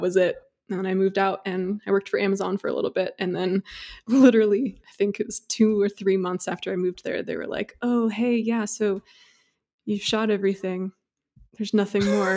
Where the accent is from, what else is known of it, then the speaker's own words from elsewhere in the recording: Indiana, United States; moved away; also born or lived in Seattle area; I am actually from Indiana